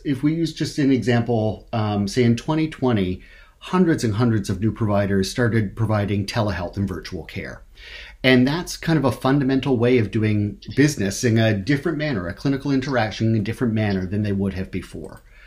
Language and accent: English; Canada; I'm from Canada